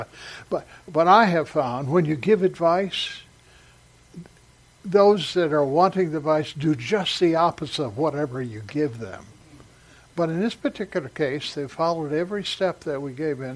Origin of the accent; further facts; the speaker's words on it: Salem, Oregon, United States; also born or lived in San Diego, California / Morris, Illinois; in the fourth grade, we moved from Morris, Illinois, out to Salem, Oregon